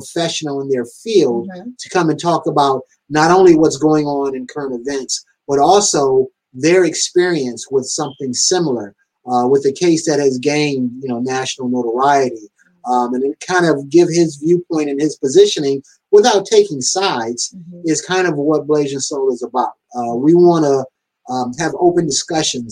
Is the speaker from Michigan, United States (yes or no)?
yes; Detroit, Michigan, United States; I'm from Detroit